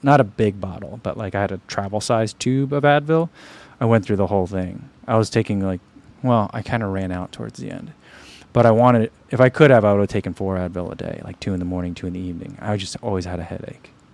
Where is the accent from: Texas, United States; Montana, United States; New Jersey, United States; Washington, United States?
New Jersey, United States; we grew up in New Jersey